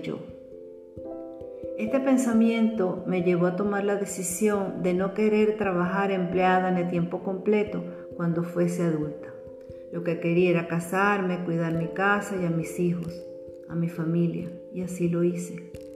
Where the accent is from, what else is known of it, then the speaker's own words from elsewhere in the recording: Venezuela; Ella trabajaba como profesora y directora de una escuela normal las escuelas normales, ya desaparecidas en Venezuela